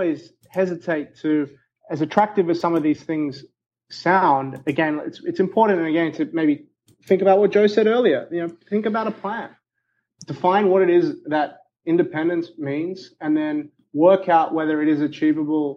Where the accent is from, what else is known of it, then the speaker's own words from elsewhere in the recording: Australia; I'm Australian